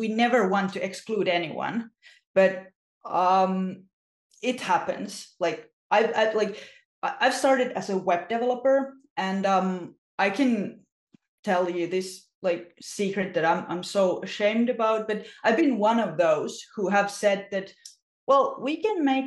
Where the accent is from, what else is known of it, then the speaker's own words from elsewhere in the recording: Finland; I'm from Finland